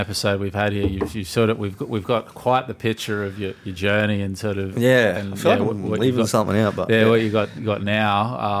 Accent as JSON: {"language": "English", "country": "Australia", "said": "we're Australian. How dare you?"}